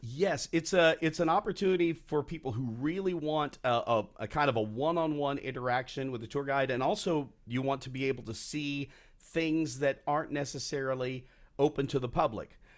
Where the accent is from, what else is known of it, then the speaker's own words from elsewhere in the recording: Texas, United States; moved away; it goes back to my childhood. I grew up. My first annual pass was at Six Flags over Texas